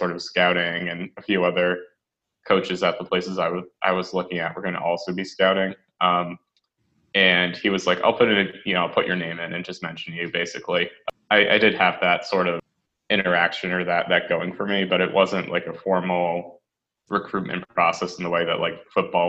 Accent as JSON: {"language": "English", "region": "Western Massachusetts", "country": "United States", "tie": "born or raised there", "said": "So I'm from Western Massachusetts, which is 2 hours west of Boston, and then, you know, an hour west of Worcester, as they say here. So I grew up there"}